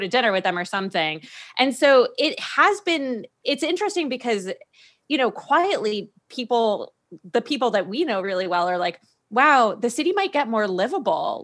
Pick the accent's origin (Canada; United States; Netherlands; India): United States; New England; also born or lived in Washington, D.C.; now in San Francisco, United States; I'd never lived on the West Coast 'cause I grew up in New England